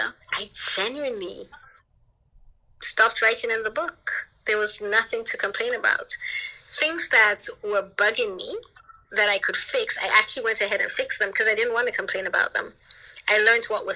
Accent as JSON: {"language": "English", "country": "Anguilla", "tie": "born or raised there", "also_born_or_lived": "Jamaica", "said": "I grew up in Anguilla"}